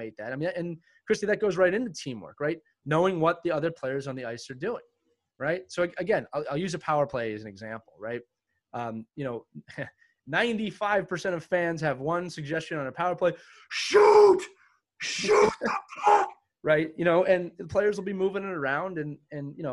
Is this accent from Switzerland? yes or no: no; Pennsylvania, United States; moved away as an adult; I moved back to Pennsylvania in 2017.